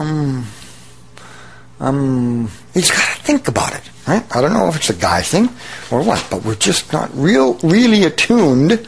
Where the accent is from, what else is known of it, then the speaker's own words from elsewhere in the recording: Abbotsford, British Columbia, Canada; my hometown of Abbotsford, British Columbia